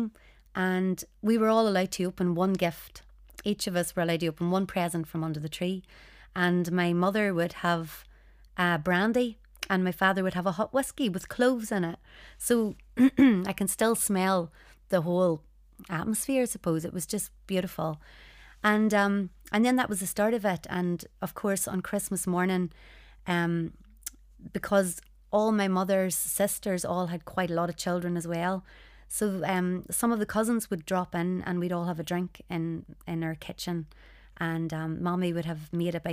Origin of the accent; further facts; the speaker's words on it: Northern Ireland, United Kingdom; growing up in Northern Ireland